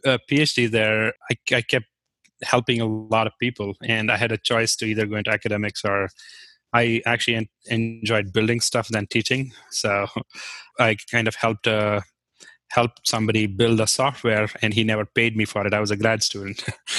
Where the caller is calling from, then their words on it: Hudson, Ohio, United States; I am in Hudson, which is about a suburb of Cleveland.